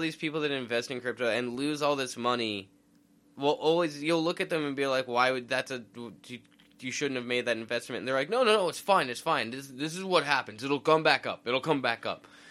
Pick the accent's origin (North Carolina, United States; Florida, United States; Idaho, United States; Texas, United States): Idaho, United States; we're from inland. We're from Idaho.